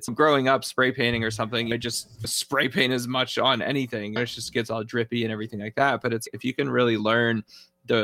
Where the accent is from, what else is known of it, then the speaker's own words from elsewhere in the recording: New England, United States; I grew up in the Northeast. There's just part of me growing up as an Italian in New England